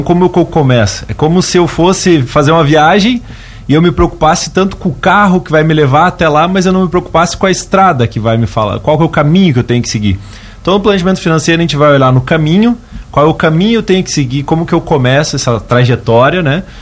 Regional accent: Curitiba, Paraná, Brazil; Sou de Curitiba, Paraná. Ontem fiz um trajeto para chegar aqui em Lauro Miller. É, e sou natural de lá e, e, desenvolvo as atividades lá

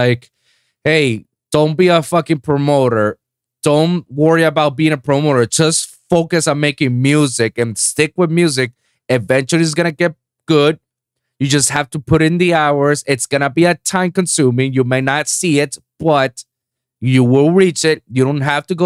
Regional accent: Puerto Rico; moved away as an adult; now in Miami, United States; my hometown in Puerto Rico

